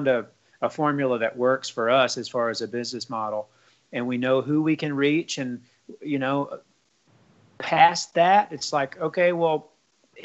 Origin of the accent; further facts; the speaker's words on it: the South, United States; growing up in the South, Southern rock and roll music was omnipresent